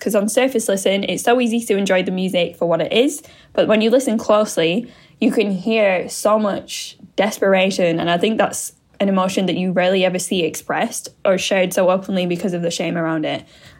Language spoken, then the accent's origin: English; England, United Kingdom; from England.